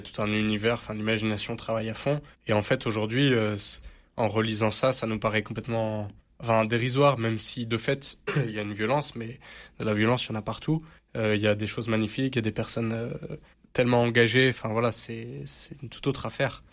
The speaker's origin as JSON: {"language": "French", "town": "Marseille", "region": "Provence-Alpes-Côte d'Azur", "country": "France", "said": "je suis Marseillais, et c'est vrai que je suis très fier d'être Marseillais"}